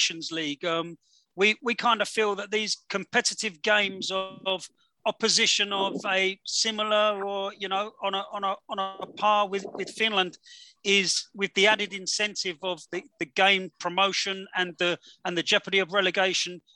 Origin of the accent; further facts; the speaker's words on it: England, United Kingdom; four English blokes